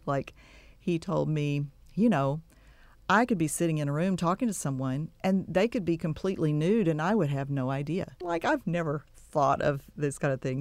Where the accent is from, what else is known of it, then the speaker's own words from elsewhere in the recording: Texas City, Texas, United States; also born or lived in Waco, Texas / Dallas, Texas / Giddings, Texas; now in Bryan-College Station, United States; I grew up, uh, was born and raised in Texas City, down on the coast